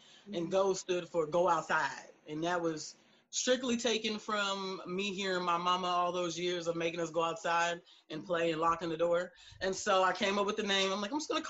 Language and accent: English; Fort Worth, Texas, United States; I'm from Funkytown, Fort Worth, Texas.